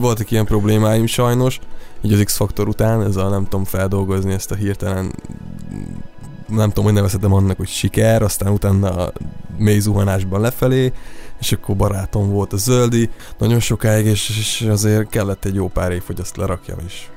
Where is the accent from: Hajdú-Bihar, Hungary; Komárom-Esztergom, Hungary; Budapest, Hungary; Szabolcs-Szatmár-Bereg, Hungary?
Szabolcs-Szatmár-Bereg, Hungary; moved away; az egész családban mulató zenészek vannak, de nálunk ott vidéken Szabolcsban ez nagyon, nagyon, nagyon menő cucc